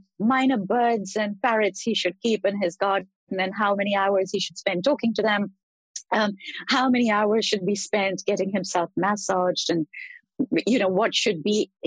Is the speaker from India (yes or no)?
yes; India; having been born in India, grown up in India